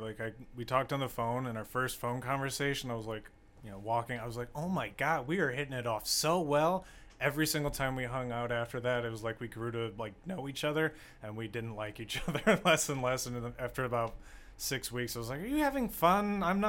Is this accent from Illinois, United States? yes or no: yes; St. Charles, Illinois, United States; St. Charles.